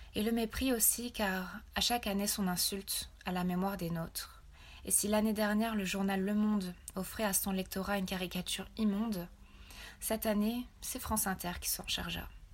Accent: Rwanda; En tant que Rwandaise

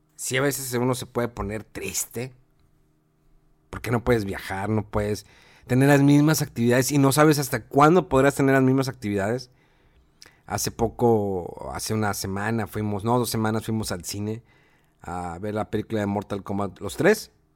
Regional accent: Mexico; somos mexicanos

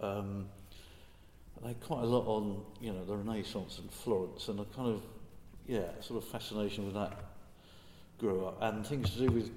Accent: Chigwell, East of England, United Kingdom; I come from Chigwell, and so it's kind of both a real place, a suburban place, and the start of the countryside

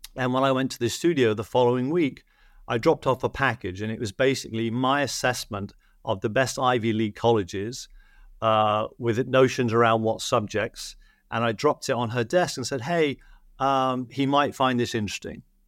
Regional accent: United Kingdom; now in Los Angeles, United States; I'm British in Hollywood

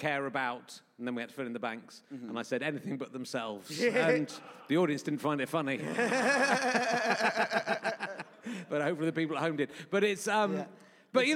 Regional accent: Yorkshire and the Humber, United Kingdom; moved away; also born or lived in Somerset; I was born in Yorkshire

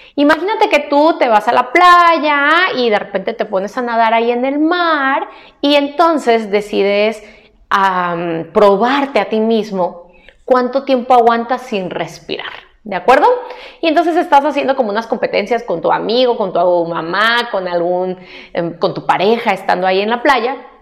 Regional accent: Mexico; como mexicana

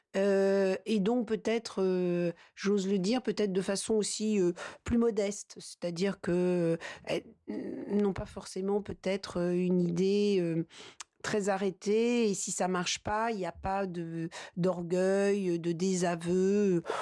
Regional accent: La Châtre, Centre-Val de Loire, France; je suis née dans le sud du département, La Châtre

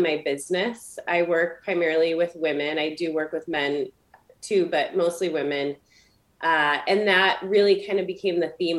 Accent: Michigan, United States

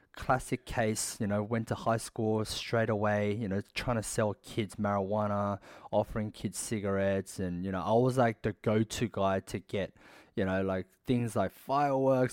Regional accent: Sydney, New South Wales, Australia; I was born and raised in Sydney.

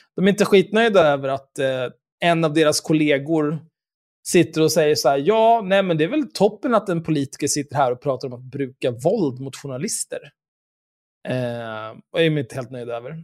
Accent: Stockholm, Stockholm County, Sweden; när vi växte upp tillsammans på Söder

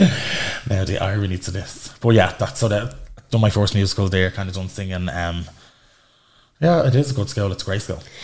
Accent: Dublin, Leinster, Ireland; I'm originally from Darndale but live in County now.

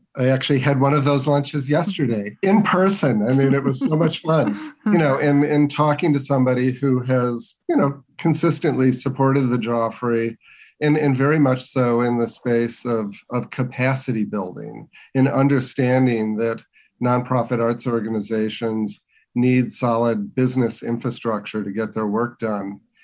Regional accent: Westchester, Illinois, United States; growing up in the western suburbs of Chicago

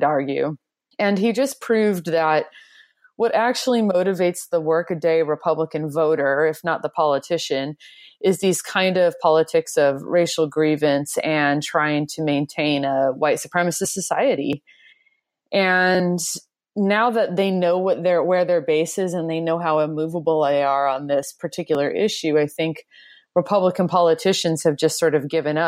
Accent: United States; I'm a white person, but I grew up in a majority Latino part of the country myself, but they were mostly Mexican American

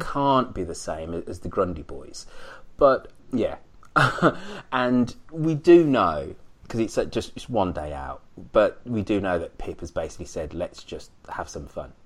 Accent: England, United Kingdom; now in United States; I'm English

